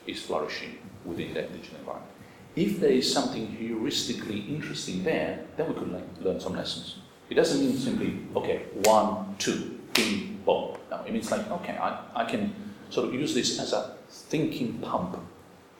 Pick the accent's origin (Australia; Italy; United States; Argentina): Italy; Rome, Lazio; I grew up in suburbia in Rome